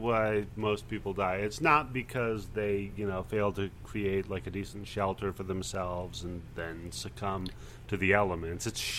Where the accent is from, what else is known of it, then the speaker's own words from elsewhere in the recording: Pacific Northwest, United States; I grew up in the Pacific Northwest. I grew up in the remotest of remote-ass places. The only county in America that still, to this day, does not have a stoplight.